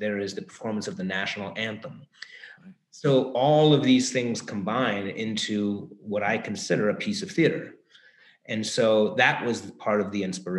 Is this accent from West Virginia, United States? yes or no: no; Cleveland, Ohio, United States; moved away; also born or lived in Brooklyn; I grew up in Cleveland.